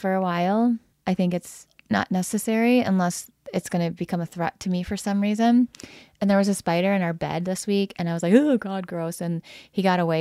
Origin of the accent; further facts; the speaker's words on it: Lansing, Michigan, United States; I grew up in the Lansing area